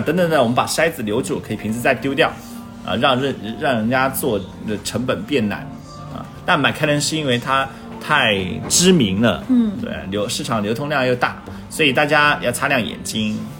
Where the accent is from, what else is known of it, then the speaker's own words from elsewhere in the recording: China; 我们其实中国人很喜欢雅、柔顺、舒服、愉悦。